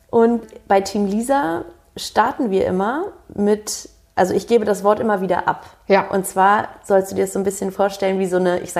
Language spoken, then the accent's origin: German; Hamburg, Germany; also born or lived in Budapest / Göttingen; Also ich bin hier aufgewachsen in Hamburg. Geboren bin ich